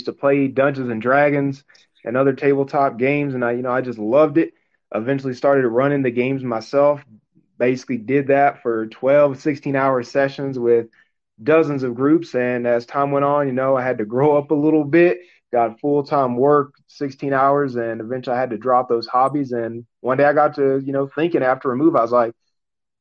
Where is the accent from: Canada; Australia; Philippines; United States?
United States; Mississippi; I was born and raised in Mississippi